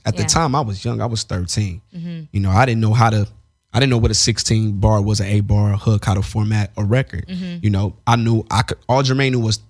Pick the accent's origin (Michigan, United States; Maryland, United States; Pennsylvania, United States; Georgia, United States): Georgia, United States; Atlanta; we're from Atlanta.